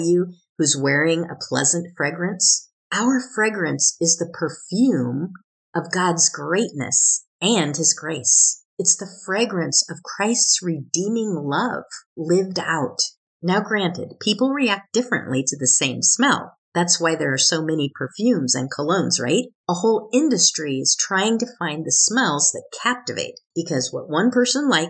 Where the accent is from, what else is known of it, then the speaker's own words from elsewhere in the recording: Oregon, United States; where I grew up in Oregon